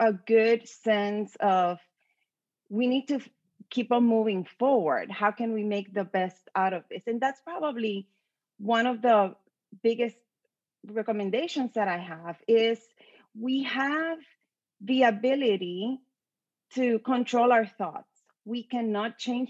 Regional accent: Puerto Rico; now in Austin, United States; I'm from Puerto Rico

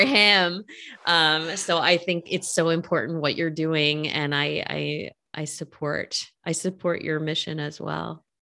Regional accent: Northern California, United States; now in Los Angeles, United States; I'm from Northern California

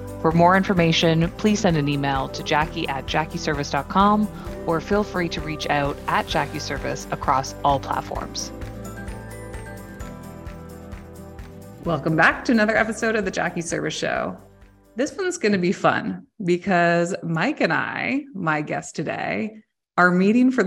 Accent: Canada; also born or lived in Ontario; I'm Canadian. I live in Ontario on the coast of Lake Huron

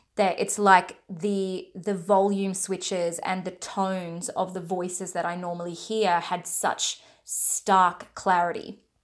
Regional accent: Australia; I'm from Australia

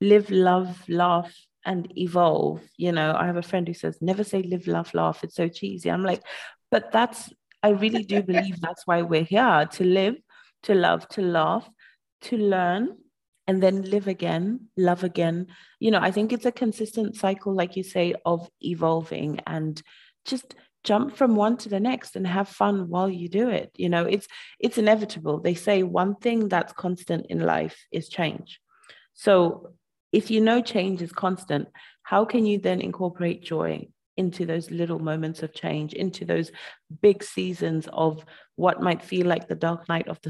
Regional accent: Zimbabwe; I'm from Zimbabwe

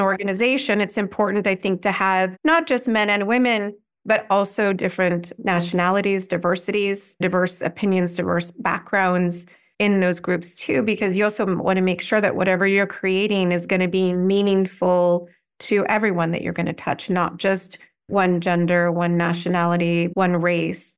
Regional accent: California, United States; moved away; also born or lived in Washington, D.C.; I grew up in California

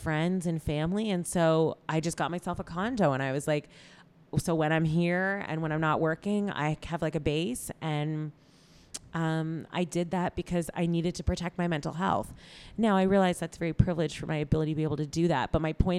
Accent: Toronto, Ontario, Canada; moved away as an adult; now in Los Angeles, United States; I love Toronto. I have mad love for my hometown.

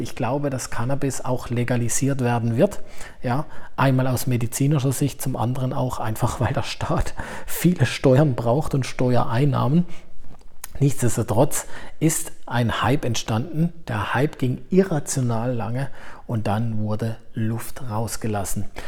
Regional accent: Germany; hier bei uns in Deutschland

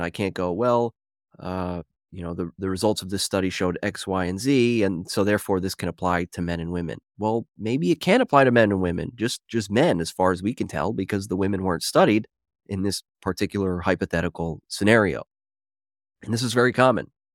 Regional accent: Philadelphia, Pennsylvania, United States; I'm from Philadelphia

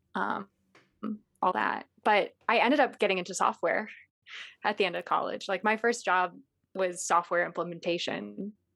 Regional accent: Chicago, Illinois, United States; I grew up in Chicago

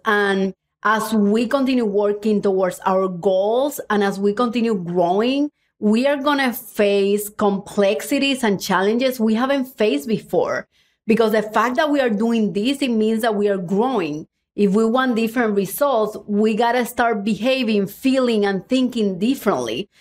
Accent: Cuba; now in United States; I was born in Cuba

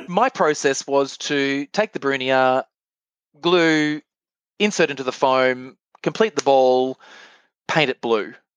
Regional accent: Bundaberg, Queensland, Australia; moved away as an adult; also born or lived in Brisbane / Japan; I come from Queensland and everything is subtropical, and I grew up with heliconias and anthuriums

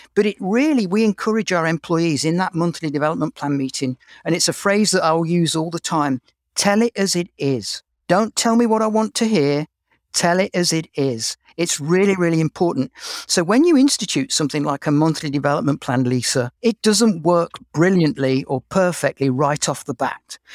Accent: England, United Kingdom; accent: English; moved away as an adult; now in Canada; You can probably tell from my accent that I'm English

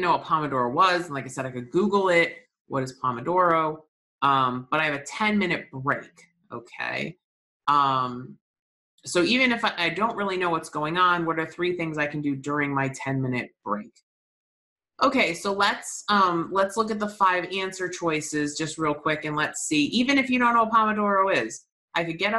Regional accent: New England, United States; I'm from New England

